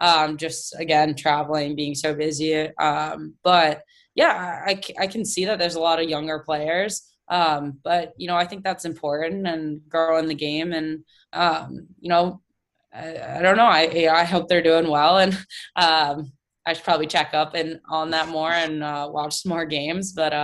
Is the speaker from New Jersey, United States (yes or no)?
yes; New Jersey, United States; Yeah, I was big Devils fan, still am.